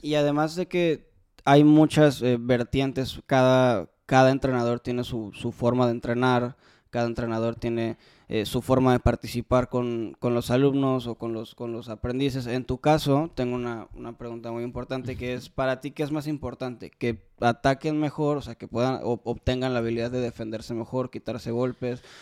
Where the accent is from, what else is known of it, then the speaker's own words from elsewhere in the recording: Mexico; como los mexicanos somos